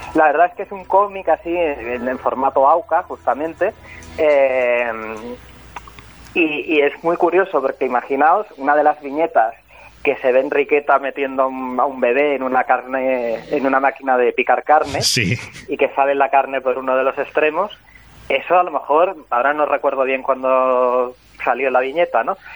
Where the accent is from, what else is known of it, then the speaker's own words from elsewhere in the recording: Barcelona, Catalonia, Spain; yo soy de Barcelona